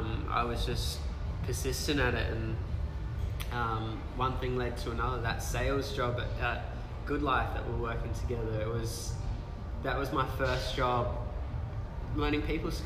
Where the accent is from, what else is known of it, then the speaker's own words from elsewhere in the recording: Thornley, England, United Kingdom; I guess the area I grew up around, I grew up in Thornley. Nothing against anyone that grew up in Thornley.